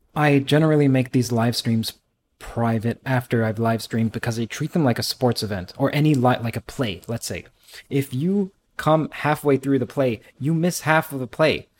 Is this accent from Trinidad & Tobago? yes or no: yes; Trinidad & Tobago; I'm from Trinidad